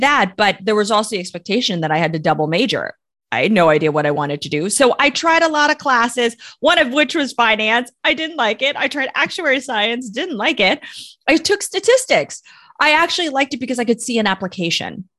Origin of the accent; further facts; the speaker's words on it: United States; I am Chinese American